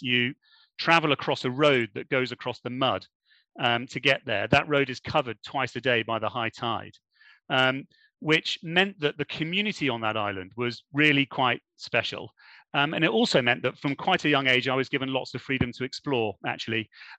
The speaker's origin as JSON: {"language": "English", "country": "Germany", "tie": "born or raised there", "moved": "yes", "lives_now": "United Kingdom", "said": "I was born in Germany and moved around within Germany for quite a long period of time before eventually coming back to the UK."}